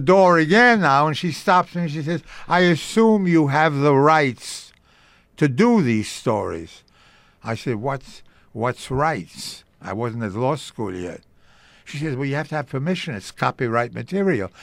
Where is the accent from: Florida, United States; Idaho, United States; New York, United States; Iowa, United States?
New York, United States; New York City; first language Yiddish; I was born in Brooklyn